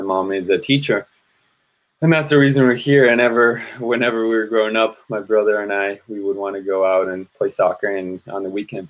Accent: San Jose, California, United States; I grew up in San Jose, California, and then went off to college

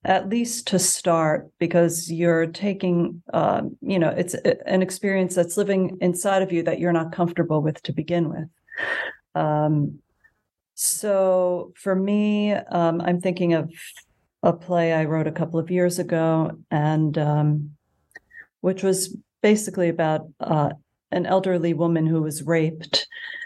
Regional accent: Montclair, New Jersey, United States; I'm from Montclair, New Jersey

